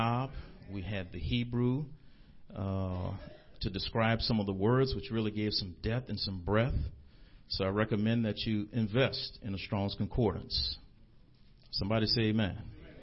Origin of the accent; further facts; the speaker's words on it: New Orleans, Louisiana, United States; I'm from an area called Carrollton. When I was growing up, we called it Nigger Town.